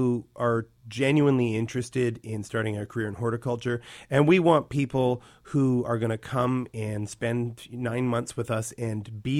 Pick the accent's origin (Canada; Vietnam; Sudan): Canada; North Vancouver, British Columbia; I grew up in North Van in Lynn Valley.